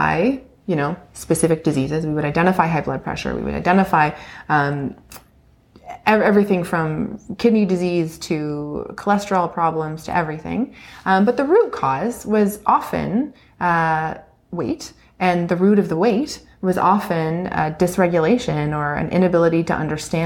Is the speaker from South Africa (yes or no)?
no; Ontario, Canada; I'm from Ontario. I grew up in a small town